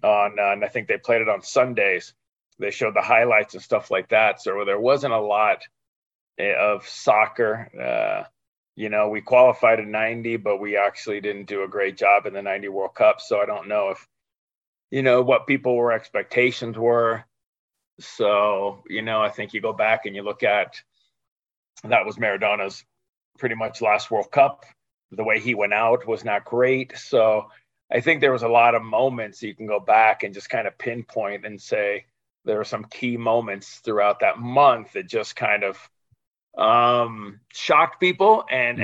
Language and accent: English; California, United States; also born or lived in Chicago / Argentina; when I was five or six, we came back to California and my dad played semi-pro there. He worked, he got a job and worked semi-pro, and uh, so yeah, I'm a California boy basically